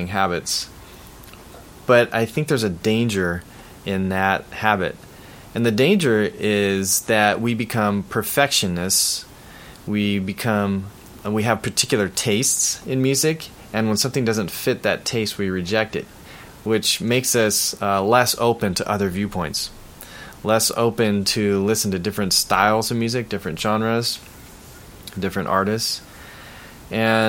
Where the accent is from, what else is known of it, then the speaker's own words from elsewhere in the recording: Bay Area, California, United States; growing up in the Bay Area